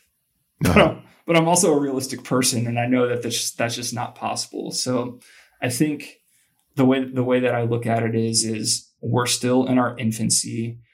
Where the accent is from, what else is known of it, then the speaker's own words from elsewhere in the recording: Columbus, Ohio, United States; I grew up in Columbus, Ohio. I think to grow up there, it's like a requirement that you be a rabid college football fan.